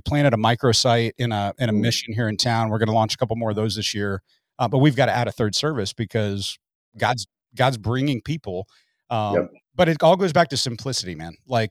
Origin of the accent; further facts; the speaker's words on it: Midwest, United States; I came from the Midwest to the Southwest.